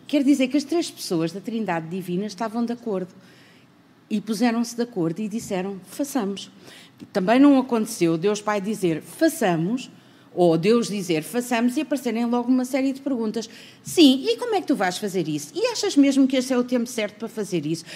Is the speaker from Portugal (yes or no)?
yes; Portugal; nós somos portugueses